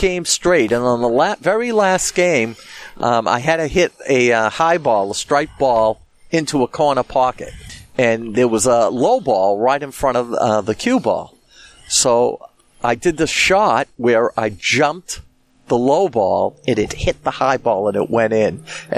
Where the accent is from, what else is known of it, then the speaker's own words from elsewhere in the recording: Boston, Massachusetts, United States; the Boston area